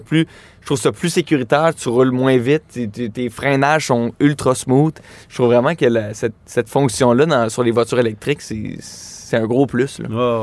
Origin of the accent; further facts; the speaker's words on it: Laval, Quebec, Canada; je viens de Laval